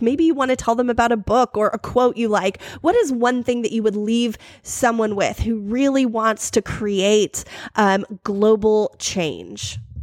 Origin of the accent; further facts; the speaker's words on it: United States; I am so American